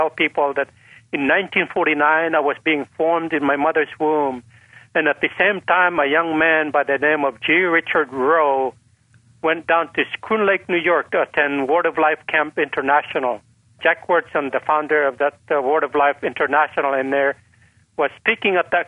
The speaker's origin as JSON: {"language": "English", "area": "Dibagat", "region": "Cordillera Administrative Region", "country": "Philippines", "tie": "born or raised there", "first_language": "Isnag", "second_language": "English", "moved": "yes", "lives_now": "United States", "said": "in the jungles where I grew up"}